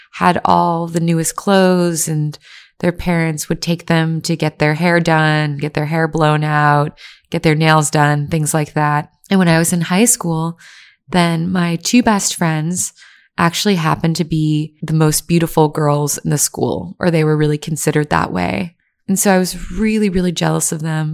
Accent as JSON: {"language": "English", "region": "Virginia", "country": "United States", "tie": "born or raised there", "said": "I grew up in Virginia, where people are just racist and everyone liked white people better."}